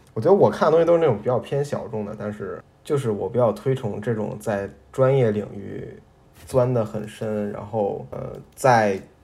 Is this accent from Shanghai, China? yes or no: no; Beijing, China; 我是北京人